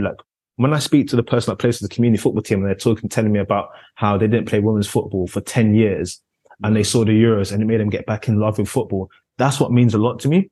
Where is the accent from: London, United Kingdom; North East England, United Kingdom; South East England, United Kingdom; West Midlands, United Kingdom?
London, United Kingdom; growing up in South London, Concrete Catalonia as it's dubbed